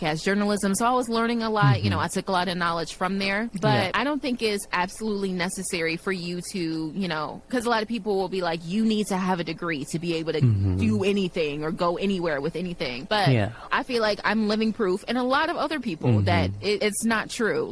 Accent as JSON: {"language": "English", "town": "Chicago", "region": "Illinois", "country": "United States", "tie": "born or raised there", "said": "I'm from the south side of Chicago"}